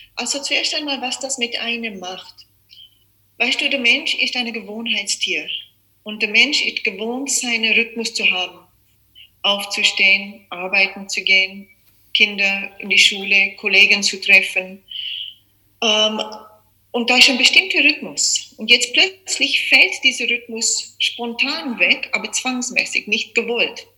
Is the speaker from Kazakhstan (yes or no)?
no; South Africa; moved away as an adult; also born or lived in Czech Republic; now in Austria; geboren bin ich in Tschechien, aufgewachsen in Südafrika mein Leben lang